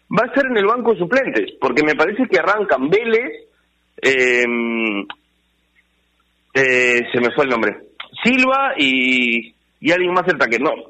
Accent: northern Peru, Peru; somos muy norteños

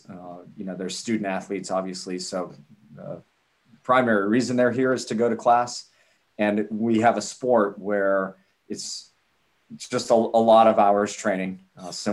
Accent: Ohio, United States; now in Miami, United States; I'm from Ohio originally

